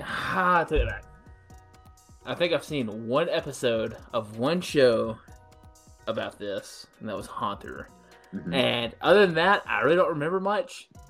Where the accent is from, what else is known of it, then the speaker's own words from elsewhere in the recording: Tupelo, Mississippi, United States; me and him share the same hometown, Tupelo